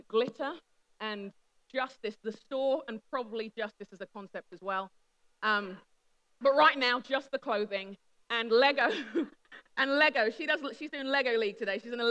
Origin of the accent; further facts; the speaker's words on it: London, United Kingdom; I am a Brit, I'm a Londoner by birth and conviction, I'm a Nigerian by heritage and by happiness